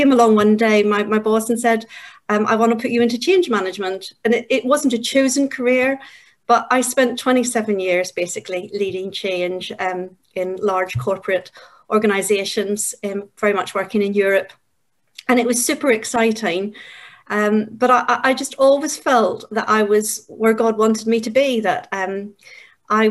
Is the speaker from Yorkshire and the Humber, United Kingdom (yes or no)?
no; Northern Ireland, United Kingdom; moved away as an adult; also born or lived in Yorkshire; now in England, United Kingdom; I'm from Northern Ireland. I grew up there, and at the age of 20, I came to England